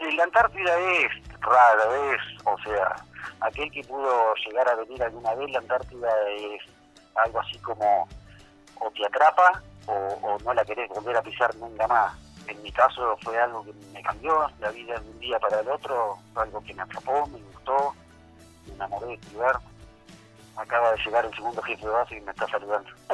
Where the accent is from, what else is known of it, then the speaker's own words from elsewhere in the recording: Gualeguay, Entre Ríos, Argentina; soy de Gualeguay, Entre Ríos, de aquella zona de la Argentina